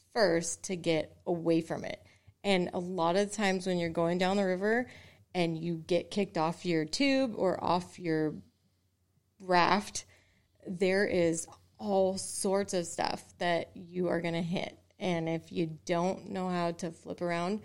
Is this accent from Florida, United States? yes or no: no; Oregon, United States; growing up in Oregon